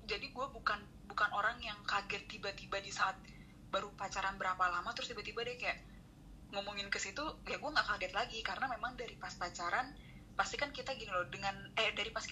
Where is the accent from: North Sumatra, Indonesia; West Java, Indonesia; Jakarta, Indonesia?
North Sumatra, Indonesia; tapi kan padahal kita nih orang